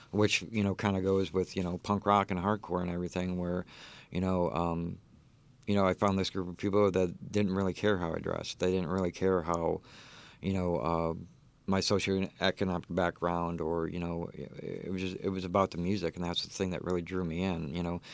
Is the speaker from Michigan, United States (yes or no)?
yes; Detroit, Michigan, United States; moved away; also born or lived in Texas; I was actually born, um, uh, in, uh, Brightmoor, Detroit, uh, lived there